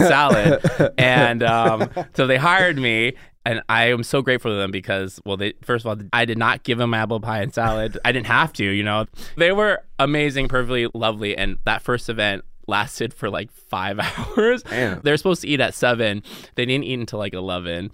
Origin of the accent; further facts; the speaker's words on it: the Northwest, Pacific Northwest, United States; moved away as an adult; also born or lived in Seattle; now in Los Angeles, United States; I grew up in the Northwest